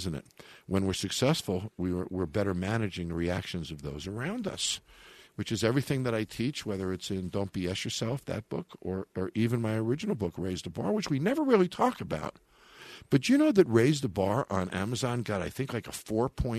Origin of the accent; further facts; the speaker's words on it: New York, United States; my home state